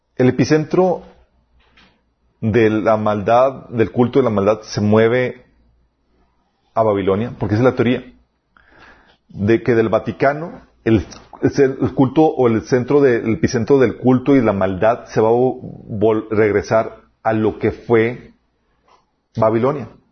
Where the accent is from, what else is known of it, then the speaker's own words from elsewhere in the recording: Mexico; somos los mexicanos